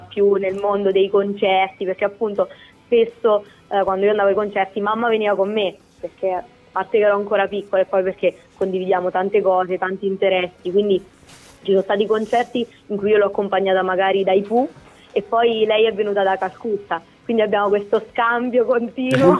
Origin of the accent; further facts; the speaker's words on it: Pagliare del Tronto, Marche, Italy; sono di Pagliare del Tronto